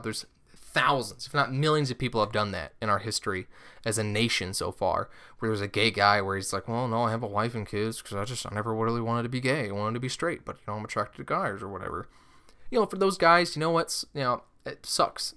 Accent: Omaha, Nebraska, United States; I'm from Omaha, Nebraska

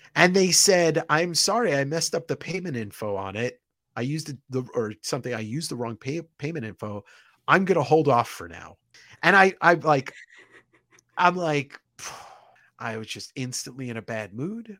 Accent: Deer Park, New York, United States; New York, I, I grew up on Long Island

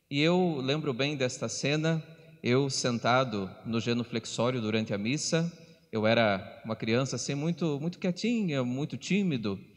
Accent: Telêmaco Borba, Paraná, Brazil; Sou natural da cidade de Telemaco Borba

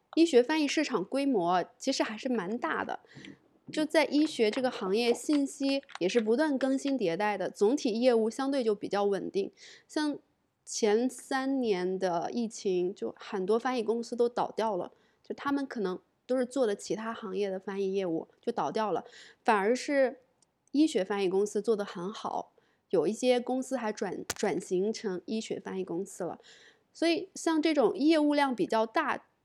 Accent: China; 我是中国人，做中译英的

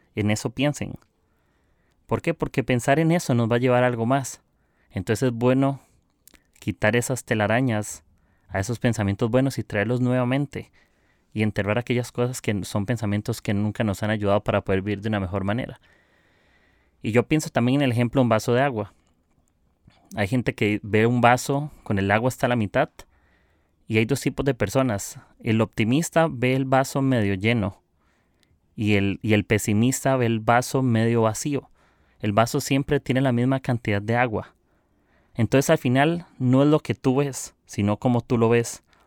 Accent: Costa Rica; soy de Costa Rica

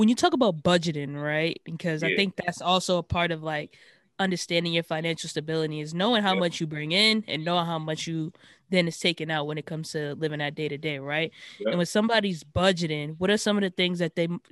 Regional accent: Boston, Massachusetts, United States; because I'm from Dorchester as well.

